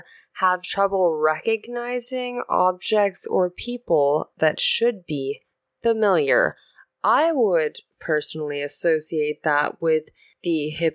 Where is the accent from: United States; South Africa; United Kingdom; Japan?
Japan; born there; Oh, I was born in Japan.